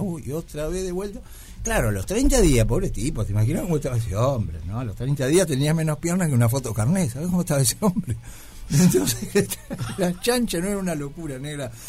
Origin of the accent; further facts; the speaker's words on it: Mar del Plata, Buenos Aires Province, Argentina; moved away; yo vengo de Mar del Plata